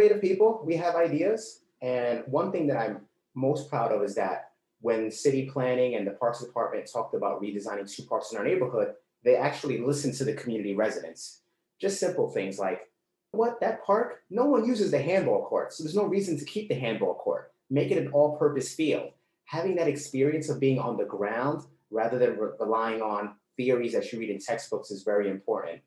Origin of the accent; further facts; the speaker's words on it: New York City, New York, United States; I grew up in the Bronx in a poor area